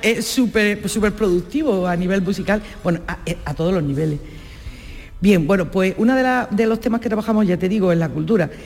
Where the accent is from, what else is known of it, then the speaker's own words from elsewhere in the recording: Baza, Andalusia, Spain; yo soy de Baza, soy vecina, yo soy de la provincia de Granada.